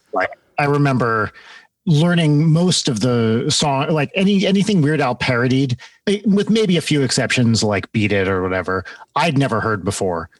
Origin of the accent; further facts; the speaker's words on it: New Jersey, United States; also born or lived in London, United Kingdom; I grew up in North Jersey